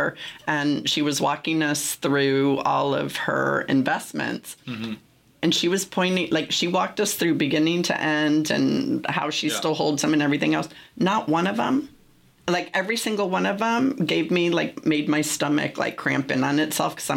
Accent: San Francisco, California, United States; I'm from San Francisco

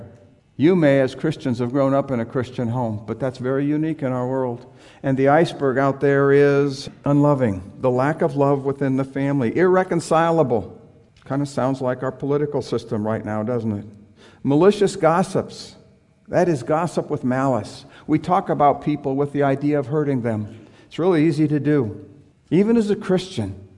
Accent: San Diego, California, United States; I grew up in San Diego

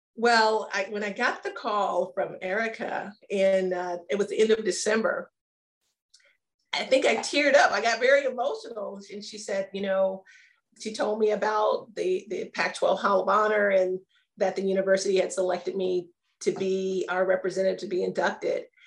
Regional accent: Maryland, United States; moved away; also born or lived in Arizona; I grew up in Maryland

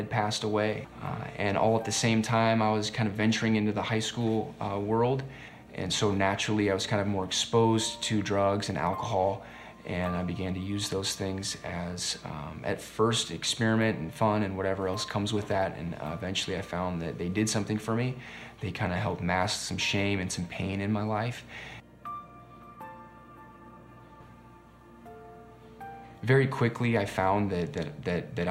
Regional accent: Bay Area, California, United States; moved away as an adult; now in Minnesota, United States; I'm from Bay Area, California. Moved out to Minnesota in 2015

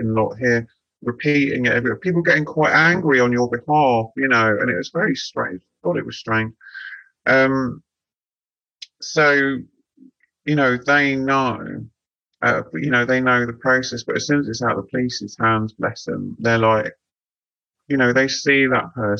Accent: Devon and Cornwall, South West England, United Kingdom; Growing up around Devon and Cornwall, like that whole magical King Arthur kind of stuff

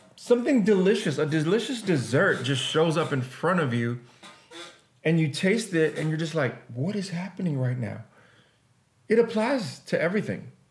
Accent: Jamaica; I'm Jamaican

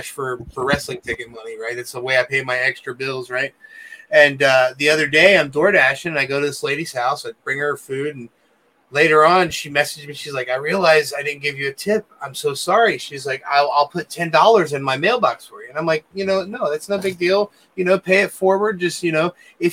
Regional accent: Cincinnati, Ohio, United States; we're from Cincinnati

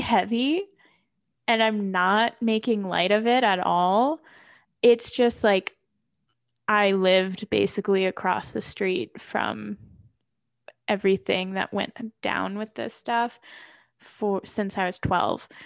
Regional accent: New Albany, Ohio, United States; moved away as an adult; now in Colorado, United States; I am from New Albany, Ohio.

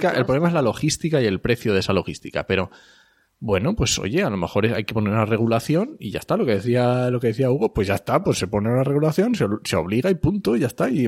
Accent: Asturias, Spain; Yo soy asturiano

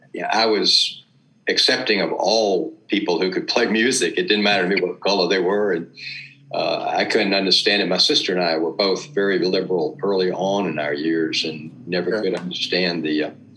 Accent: Memphis, Tennessee, United States

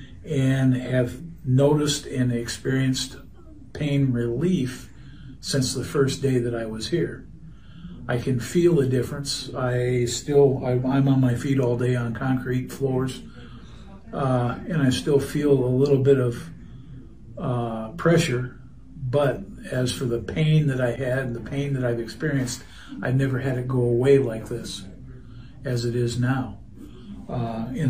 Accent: Marion, Iowa, United States; I'm from Marion, Iowa.

